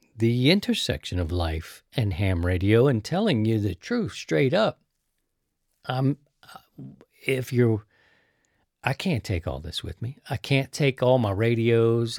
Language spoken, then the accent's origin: English; Baltimore, Maryland, United States; also born or lived in Missouri; now in St. Louis, United States; I'm from Baltimore.